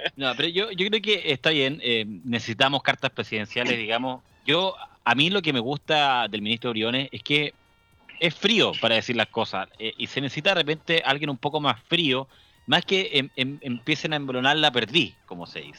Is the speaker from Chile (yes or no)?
yes; Chile; cómo somos nosotros los chilenos